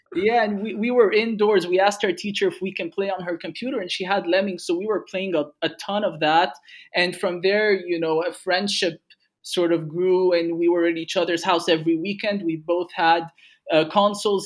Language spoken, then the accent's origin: English; Egypt; I grew up in Egypt